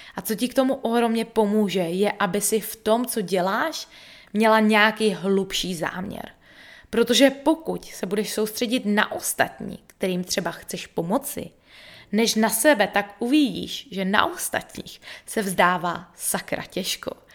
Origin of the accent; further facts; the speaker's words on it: Český Těšín, Moravian-Silesian Region, Czechia; moved away as an adult; also born or lived in United States; now in Bali, Indonesia; zůstala žít na vesnici v Českém Těšíně